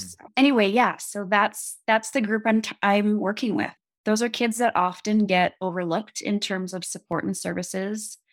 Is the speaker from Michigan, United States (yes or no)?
yes; Upper Peninsula of Michigan, United States; moved away as an adult; also born or lived in Eugene, Oregon / Seattle, Washington; now in Jackson, United States; I'm from the Upper Peninsula of Michigan. Grew up on, like, Superior